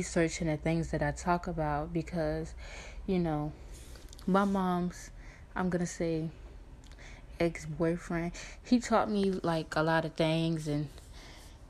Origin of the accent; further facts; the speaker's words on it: Newport News, Virginia, United States; also born or lived in Norfolk, Virginia; I am from Newport News, Virginia. I was born in Norfolk